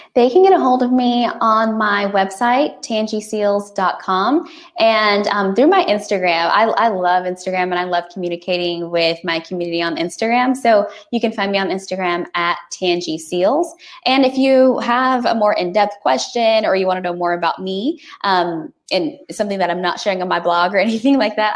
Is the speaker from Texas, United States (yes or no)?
yes; Texas, United States; I'm a Texan, like through and through